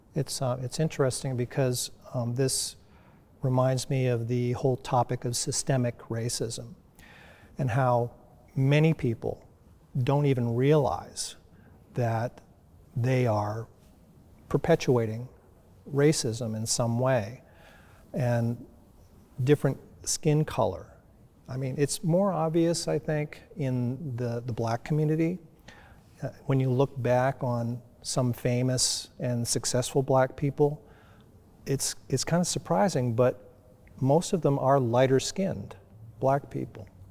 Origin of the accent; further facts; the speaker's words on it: United States; I grew up in the United States in a predominantly white community.